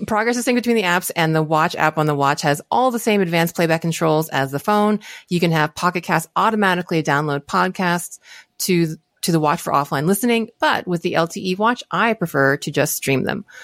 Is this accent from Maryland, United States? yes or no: yes; Maryland, United States; I'm from Maryland